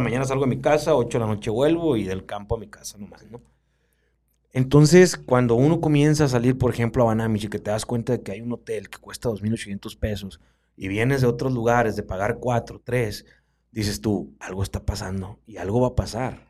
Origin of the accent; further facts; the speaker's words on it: Baviácora, Sonora, Mexico; Babiácora mi, casa, mi seno, mi matria, donde yo nací